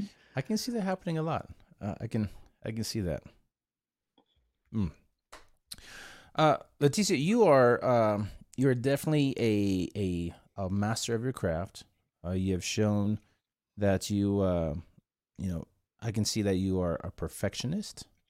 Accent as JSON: {"language": "English", "country": "South Korea", "tie": "born or raised there", "second_language": "English", "moved": "yes", "said": "I was born in a little island called South Korea."}